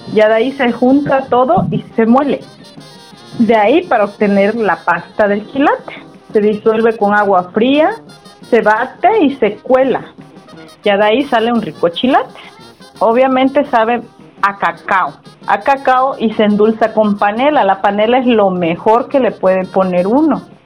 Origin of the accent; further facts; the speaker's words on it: Ayutla de los Libres, Guerrero, Mexico; soy de aquí de Ayutla, del estado de Guerrero